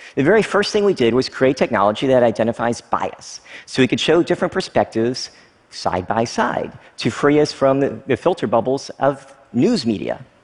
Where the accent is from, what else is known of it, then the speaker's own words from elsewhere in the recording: Frankfort, Kentucky, United States; moved away as an adult; also born or lived in Oneida, Tennessee / Stearns, Kentucky; I lived there for the first few years of my life before moving to another small town, Frankfort, Kentucky. Basically, I grew up in small town America, conservative at its heart